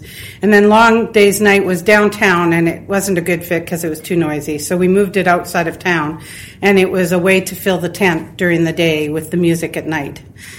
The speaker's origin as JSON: {"language": "English", "town": "Swift Current", "region": "Saskatchewan", "country": "Canada", "tie": "born or raised there", "also_born_or_lived": "Regina / Alberta", "said": "I'm fortunate enough to live on a farm now, and I grew up in Swift Current itself"}